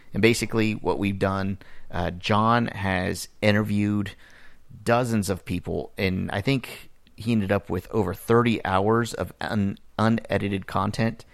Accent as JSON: {"language": "English", "town": "Miami", "region": "Florida", "country": "United States", "tie": "born or raised there", "said": "I grew up in Miami"}